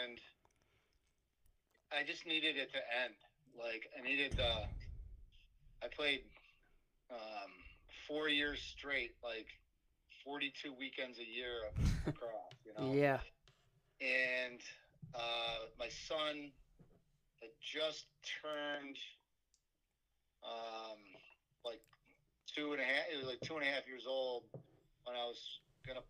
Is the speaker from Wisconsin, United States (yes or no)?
no; Fairport, New York, United States; my hometown of Fairport